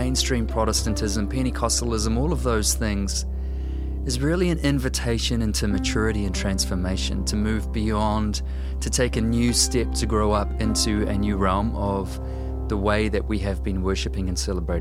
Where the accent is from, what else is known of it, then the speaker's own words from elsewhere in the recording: New Zealand; I'm a writer and a musician from Aotearoa, New Zealand